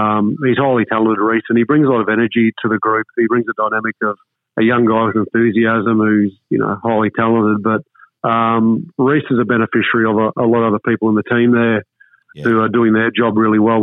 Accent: Warwick, Queensland, Australia; I grew up in Warwick

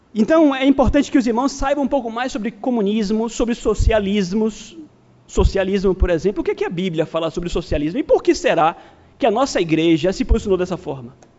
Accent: Brazil; somos brasileiros

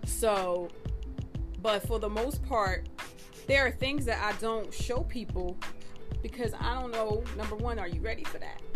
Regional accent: Philadelphia, Pennsylvania, United States; I'm from Philly

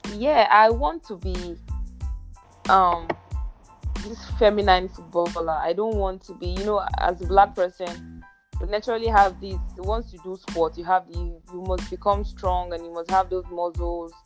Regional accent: Ogun State, Nigeria; I'm from Ogun so, State. I'm Yoruba

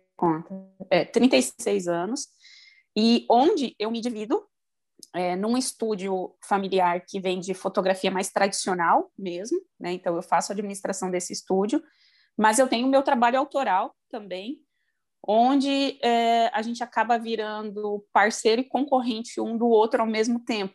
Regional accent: Primavera do Leste, Mato Grosso, Brazil; also born or lived in Rio Grande do Sul; eu moro no Mato Grosso, no interior, sou de Primavera do Leste. Na verdade, eu sou do Rio Grande do Sul também

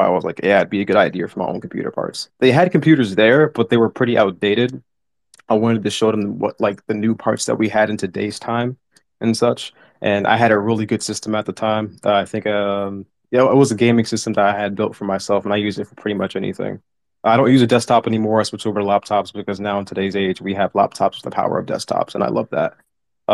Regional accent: Washington, District of Columbia, United States; I came from Washington, D.C. I was born and raised there.

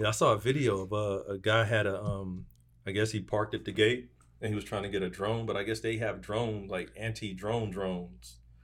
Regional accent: North Las Vegas, Nevada, United States; I grew up in North of Las Vegas

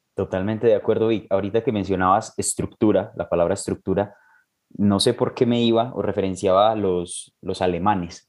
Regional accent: Colombia; como colombiano y trabajando pues de la mano con MED

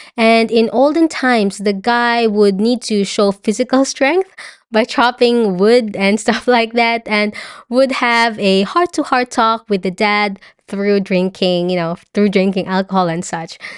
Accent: Philippines; moved away

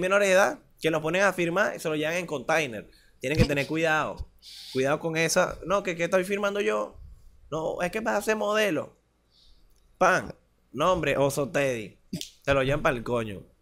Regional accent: Venezuela; also born or lived in Maracay

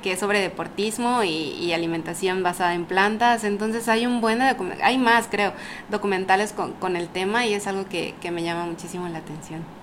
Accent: Ciudad del Carmen, Campeche, Mexico; also born or lived in Mérida; Yo soy de aquí, de Ciudad del Carmen.

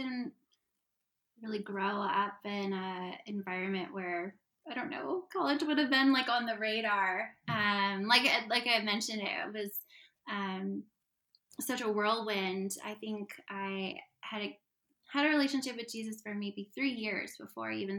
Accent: Bay Area, California, United States; also born or lived in Sydney, Australia; now in San Francisco, United States; from the Bay Area as well

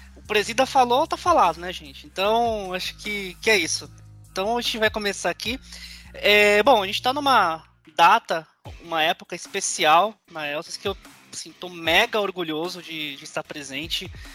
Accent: São Paulo, Brazil; eu não sou da região de Campinas, sou, sou de São Paulo

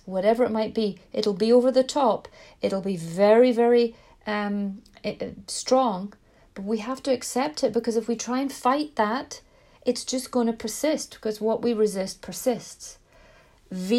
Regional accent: Scotland, United Kingdom; moved away; I'm from Scotland, I've got this strange accent.

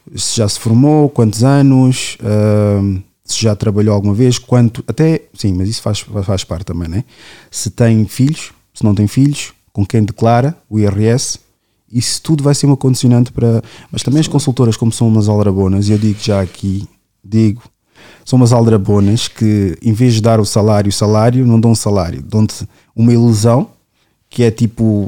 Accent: Portugal; Sou um uhum. preto que nasceu aqui

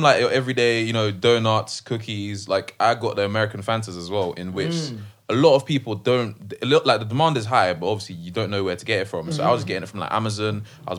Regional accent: Kent, South East England, United Kingdom; since I'm from Kent

